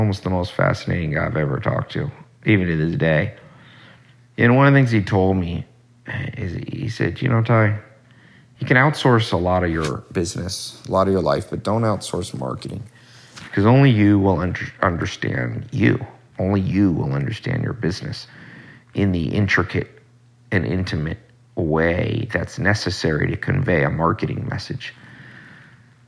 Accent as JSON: {"language": "English", "town": "Long Beach", "region": "California", "country": "United States", "tie": "born or raised there", "also_born_or_lived": "Hollywood", "said": "I was born in Los Angeles, but not the nice part, not the Hollywood, Beverly Hills part. I was born in Long Beach."}